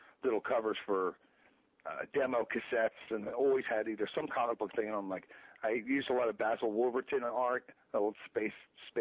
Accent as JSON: {"language": "English", "region": "New Jersey", "country": "United States", "said": "we're from New Jersey"}